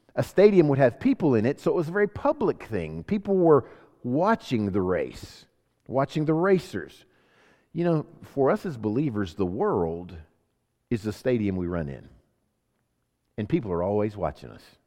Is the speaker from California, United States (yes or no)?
yes; Sacramento, California, United States; also born or lived in Homestead, Florida; I was born in Sacramento, California, so I'm an American citizen